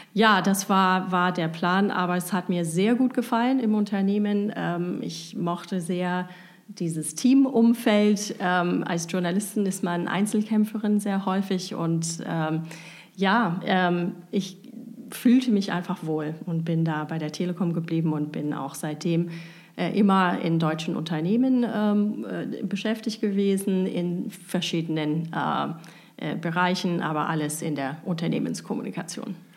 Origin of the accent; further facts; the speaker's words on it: United States; German is a second language; moved away as an adult; also born or lived in Tübingen, Germany; now in Germany; ich bin Amerikanerin. Ich bin komplett auch in den USA aufgewachsen